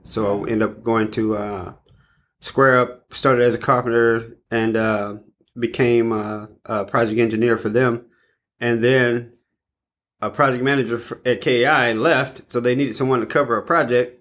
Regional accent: East St. Louis, Illinois, United States; I was born and raised in East St. Louis.

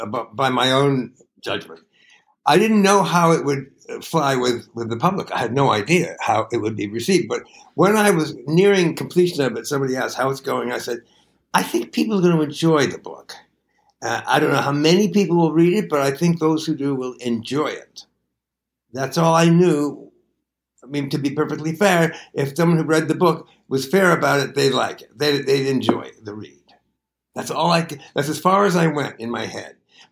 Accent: Syracuse, New York, United States; Well, I kind of loved it. It's a quiet town. I mean, there were a quarter of a million people in it, but everyone lived in houses, individual houses.

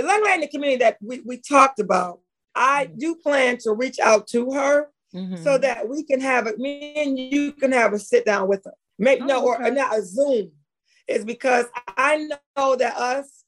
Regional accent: Pontiac, Michigan, United States; We're from Pontiac

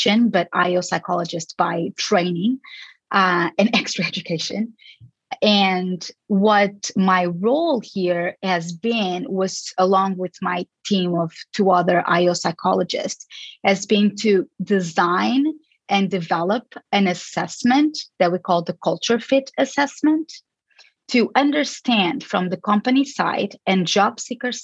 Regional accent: Lisbon, Portugal; moved away as an adult; also born or lived in Chicago, United States / California, United States; I am originally from Lisbon, Portugal, but I got most of my education in the States

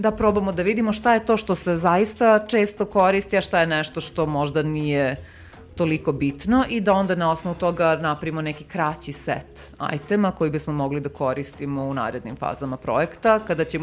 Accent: Serbia

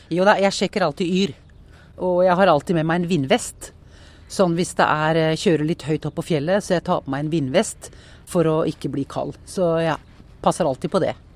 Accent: Porsgrunn, Vestfold og Telemark, Norway; also born or lived in Skien; jeg er oppvokst mellom eh, Porsgrunn og Skien eh, på eh, Tollnes.

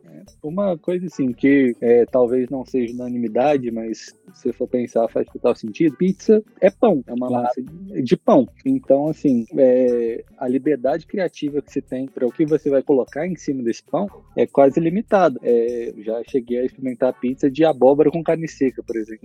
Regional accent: São Paulo, Brazil; eu sou de São Paulo

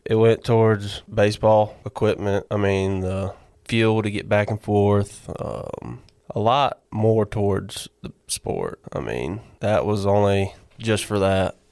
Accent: Barnesville, Georgia, United States; originally from Barnesville, Georgia

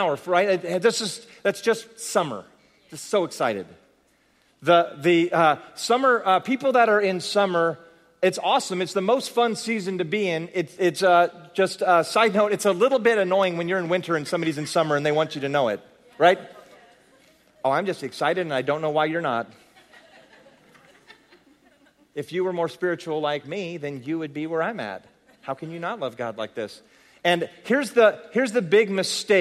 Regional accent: San Jose, California, United States; I'm from San Jose, California

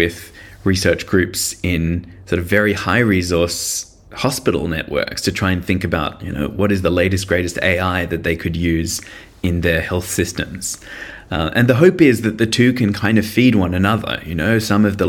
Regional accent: Sydney, New South Wales, Australia; I'm a Sydney boy. I grew up in Sydney

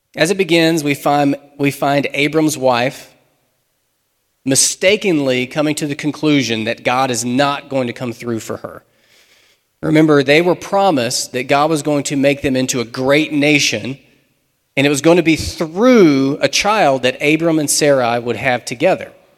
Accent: United States; We're modern American Christians

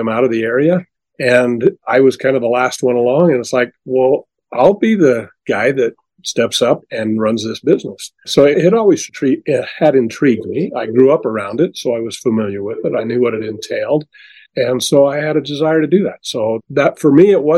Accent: Delta, Utah, United States; I was born and raised in Delta, Utah, small community, a farming community, mostly when I grew up

